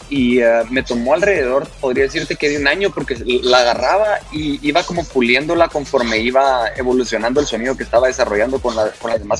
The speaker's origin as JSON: {"language": "Spanish", "country": "Guatemala", "tie": "born or raised there", "also_born_or_lived": "Shanghai / Los Angeles / Paris", "moved": "as an adult", "lives_now": "Lisbon, Portugal", "said": "yo, crecí, nací en Guatemala"}